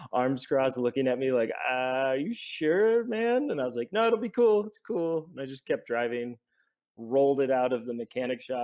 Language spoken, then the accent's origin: English; Stockton, California, United States; moved away as an adult; now in Mexico City, Mexico; I grew up in Stockton, California